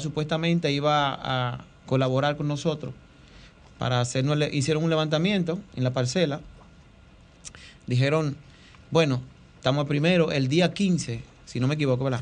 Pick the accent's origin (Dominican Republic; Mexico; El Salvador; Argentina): Dominican Republic; somos dominicanos